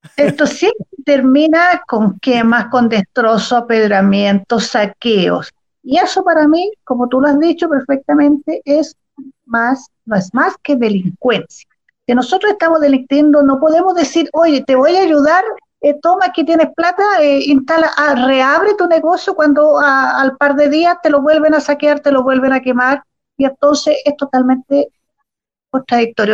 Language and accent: Spanish; Chile; now in Santiago, Chile; los que nacimos y nos criamos en Chile, que son chilenos por derecho